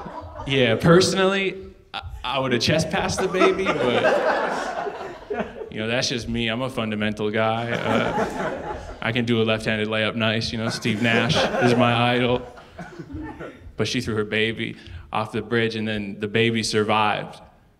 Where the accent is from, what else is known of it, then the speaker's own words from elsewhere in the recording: Canada; moved away; Because I moved from Canada, they're like, you can have this for free.